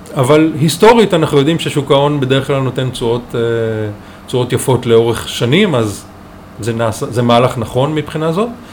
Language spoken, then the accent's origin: Hebrew; Israel; also born or lived in Chicago, United States; אני מושבניק שבחר בלימודי כלכלה חקלאית